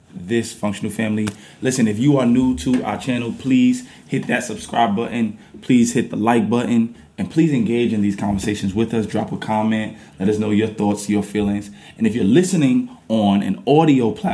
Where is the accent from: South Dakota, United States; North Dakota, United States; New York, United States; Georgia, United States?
New York, United States; New York City; moved away as an adult; now in New Jersey, United States; we are from New York. We're from Brooklyn, New York, but we currently live in New Jersey